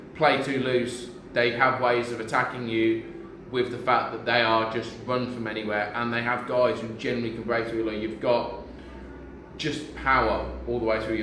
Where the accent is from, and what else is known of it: England, United Kingdom